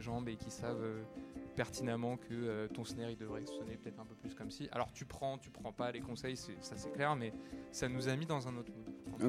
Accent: Paris, Île-de-France, France; Je suis né à Paris, moi. J'ai tout le temps vécu à Paris

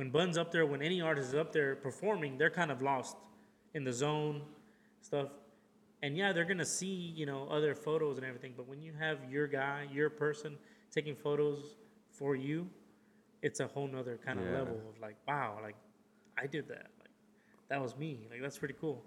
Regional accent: Houston, Texas, United States; born or raised there; also born or lived in Matamoros, Tamaulipas, Mexico

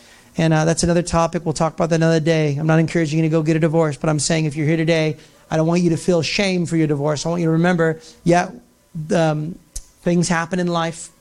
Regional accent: United States; I'm from the United States.

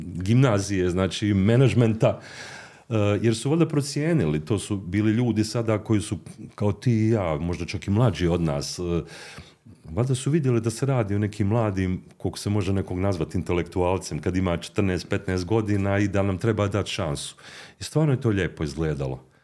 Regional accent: Mostar, Federation of Bosnia and Herzegovina, Bosnia & Herzegovina; also born or lived in Zagreb; od najranijeg djetinstva koje sam proveo u Mostaru gdje sam završio osnovnu i srednju školu

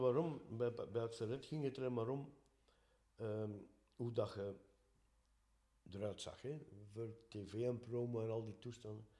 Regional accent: Dendermonde, Flanders, Belgium; we zijn van Dendermonde

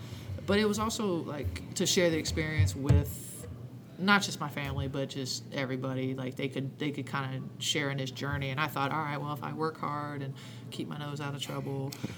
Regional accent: about an hour southeast of Columbus, Ohio, United States; my home state, where I went to school, where I live, currently live. I grew up about an hour southeast of here, but this is home.

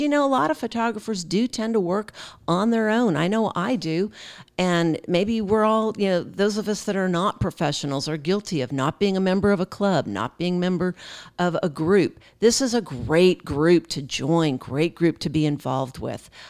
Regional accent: Pennsylvania, United States; now in Fort Worth, United States; I'm from Pennsylvania, but I have lived here in Texas a big part of my life

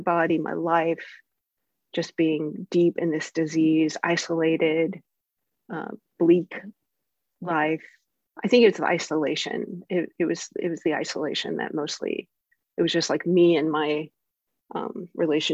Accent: the South, United States; I'm from the South

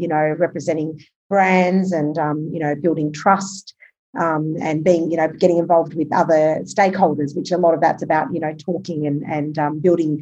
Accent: Albury, New South Wales, Australia; moved away as an adult; also born or lived in Sydney; I grew up in Albury, Wodonga. I'm a country girl.

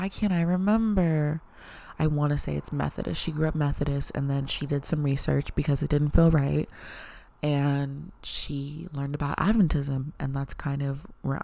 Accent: the South, United States; growing up in the South, a lot of the Black people that I knew grew up Christian

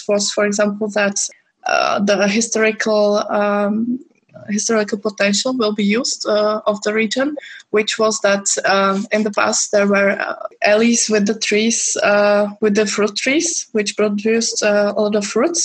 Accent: Czechia; I'm from Czech Republic

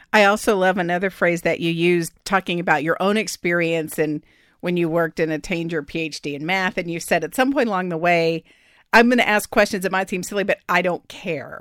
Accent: Austin, Texas, United States; moved away as an adult; Austin's my hometown

